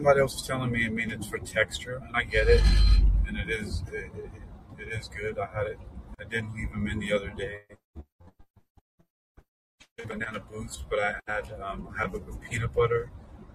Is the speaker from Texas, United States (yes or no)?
no; New York City, New York, United States; now in Hampton Roads, United States; I grew up in South Bronx